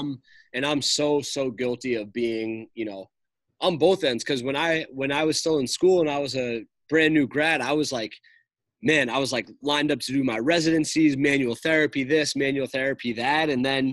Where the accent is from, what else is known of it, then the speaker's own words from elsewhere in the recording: New York, United States; now in Boston, United States; I'm from New York